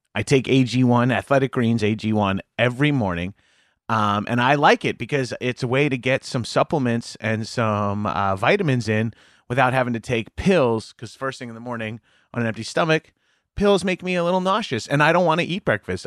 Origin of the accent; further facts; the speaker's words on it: Long Island, New York, United States; I grew up, uh, on Long Island, A K A, like, suburbs of, uh, New York City